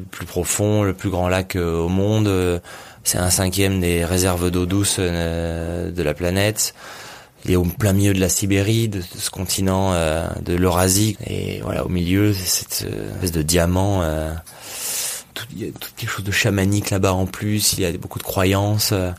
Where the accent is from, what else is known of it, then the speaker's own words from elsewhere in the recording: Nice, Provence-Alpes-Côte d'Azur, France; j'ai grandi à Nice, même si à la mer à côté, ça reste une ville